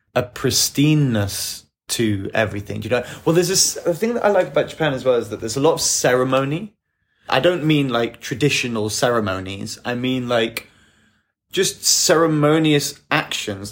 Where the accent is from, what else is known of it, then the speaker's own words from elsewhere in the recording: England, United Kingdom; as an English person